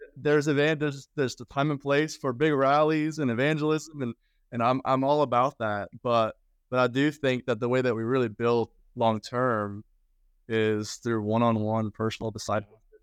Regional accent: Sweden; moved away; I'm from Sweden originally

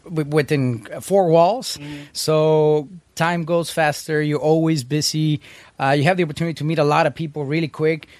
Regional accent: Mexico; moved away; also born or lived in United States; I was born in the States, raised in Mexico.

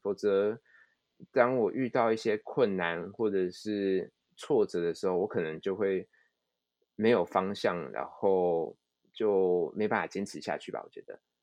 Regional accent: Taiwan; moved away as an adult; now in Japan; 我们台湾人

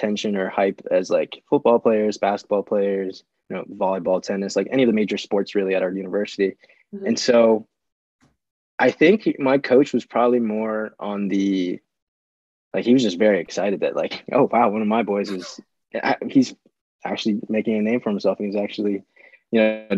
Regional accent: Chesapeake, Virginia, United States; I am from Chesapeake, Virginia

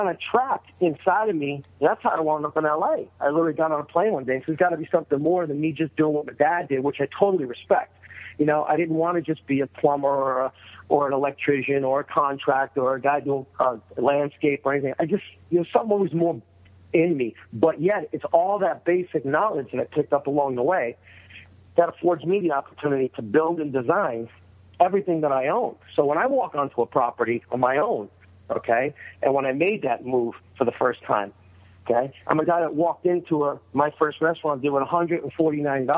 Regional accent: New York, United States; now in Sherman Oaks, United States; I was from New York

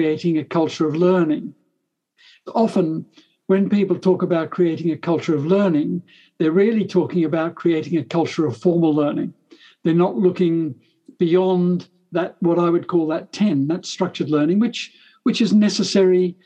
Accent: Australia; now in England; I'm an Australian originally

